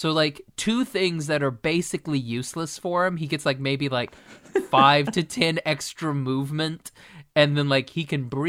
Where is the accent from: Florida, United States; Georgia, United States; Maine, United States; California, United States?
Maine, United States; I'm from Maine.